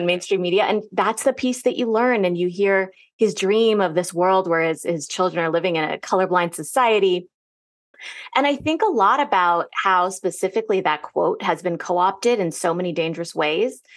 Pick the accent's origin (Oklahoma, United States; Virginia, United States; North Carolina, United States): Virginia, United States; Northern; growing up in Northern Virginia